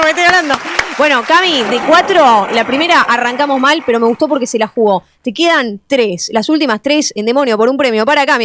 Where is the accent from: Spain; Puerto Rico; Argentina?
Argentina; Buenos Aires; Yo soy de Caballito, estoy cerca del barrio.